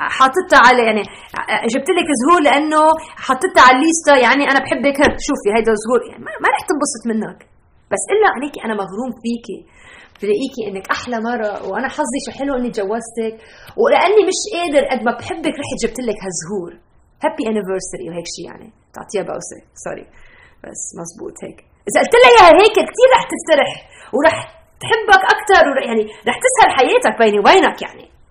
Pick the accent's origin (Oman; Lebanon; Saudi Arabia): Lebanon; now in Chicago, United States; انا ربيت بلبنان